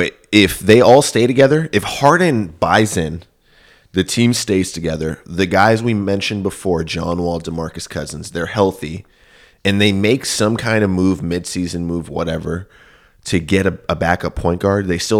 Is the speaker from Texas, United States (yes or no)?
yes; Houston, Texas, United States